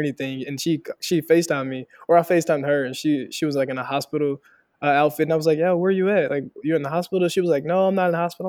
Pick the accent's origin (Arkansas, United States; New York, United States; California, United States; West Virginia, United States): Arkansas, United States; Helena; moved away as an adult; also born or lived in Fayetteville, Arkansas; I'm originally from Helena, Arkansas, Southeast Arkansas, a real poor, underrepresented area. Uh, grew up there